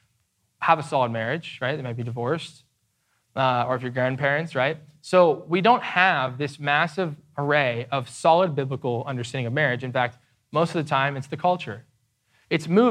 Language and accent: English; United States; we are American evangelicals